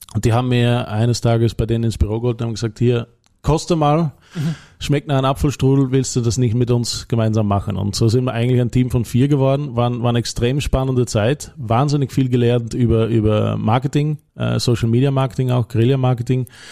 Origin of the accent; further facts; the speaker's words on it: Netherlands; German is a second language; moved away as an adult; also born or lived in Belgium / Leoben, Austria; now in Austria; ich bin Niederländer